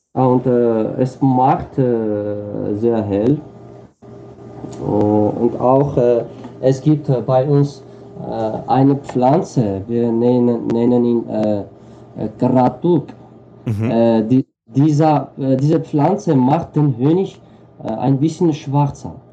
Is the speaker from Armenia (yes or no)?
yes; Armenia; German is a second language; ich, ich, bin äh, aus Armenien